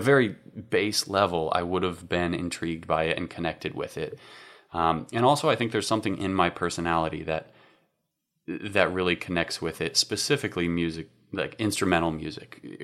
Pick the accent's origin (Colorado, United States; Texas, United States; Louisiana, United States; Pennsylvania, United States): Colorado, United States; Fort Collins; I am from Colorado originally. I grew up in a town called Fort Collins